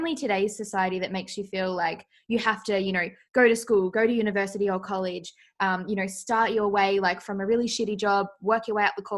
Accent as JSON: {"language": "English", "country": "Australia", "accent": "Australian", "said": "I'm from Australia, as you can tell by my lovely accent"}